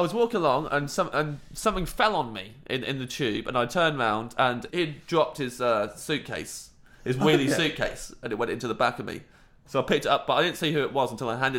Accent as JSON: {"language": "English", "town": "Kettering", "region": "East Midlands", "country": "United Kingdom", "said": "I'm from Kettering"}